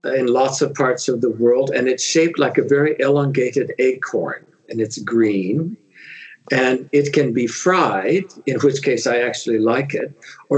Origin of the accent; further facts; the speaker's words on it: Southern California, United States; moved away as an adult; Yes, I am from California. I grew up in Southern California in a medium-sized town